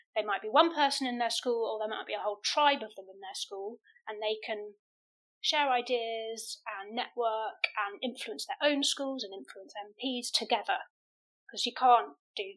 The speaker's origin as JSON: {"language": "English", "region": "London", "country": "United Kingdom", "tie": "born or raised there", "also_born_or_lived": "Norwood / Ascot / Sevenoaks / Glastonbury", "said": "I grew up in West London and I teach there."}